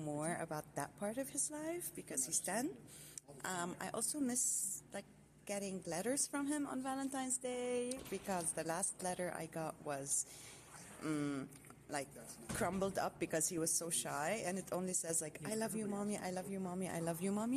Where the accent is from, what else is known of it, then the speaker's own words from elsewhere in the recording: Lebanon; moved away as an adult; now in United States; I'm from Lebanon. I'm in the U.S. to do my master's.